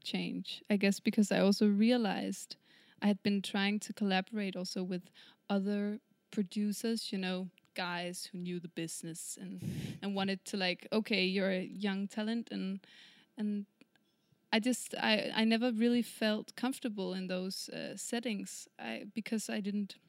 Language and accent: English; Kalundborg, Zealand, Denmark; English is a second language; I come from Kalundborg.